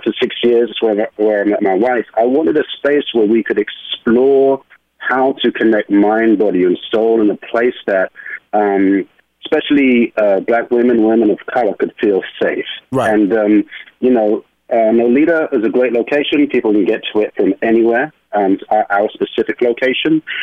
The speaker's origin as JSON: {"language": "English", "region": "London", "country": "United Kingdom", "moved": "as an adult", "lives_now": "New York, United States", "said": "I am originally from London, England, and I uh, moved to New York uh, in my 20s"}